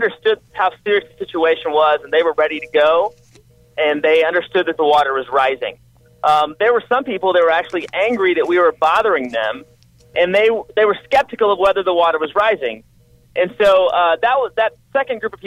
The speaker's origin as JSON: {"language": "English", "town": "Houston", "region": "Texas", "country": "United States", "tie": "born or raised there", "said": "I grew up like you in Houston"}